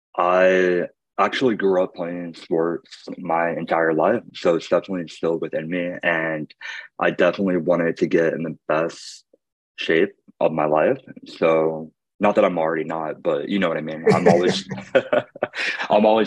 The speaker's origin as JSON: {"language": "English", "region": "Illinois", "country": "United States", "tie": "born or raised there", "moved": "as an adult", "lives_now": "Los Angeles, United States", "said": "I grew up in Illinois"}